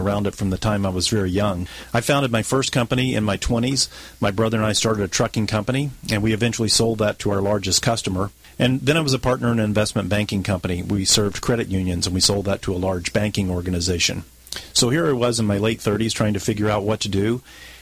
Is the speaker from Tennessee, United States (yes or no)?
yes; Memphis, Tennessee, United States; moved away as an adult; now in San Diego, United States; I born and raised in Memphis, Tennessee